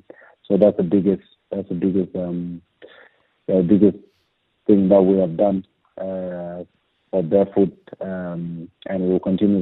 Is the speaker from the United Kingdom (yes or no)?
no; Andrews Farm, South Australia, Australia; we made our Socceroos debut together, and we grew up together in Andrew's farm.